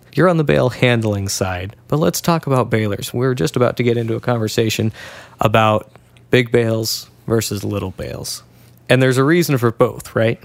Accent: Washington, United States; Now, I'm from Washington

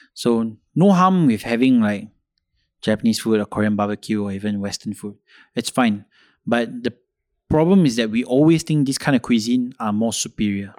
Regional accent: Malaysia; I should be speaking fluent Malay because I'm, I'm from Kebangsaan School

